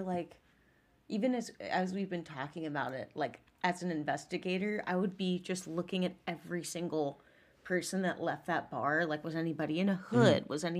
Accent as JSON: {"language": "English", "region": "Southern United States", "country": "United States", "accent": "southern"}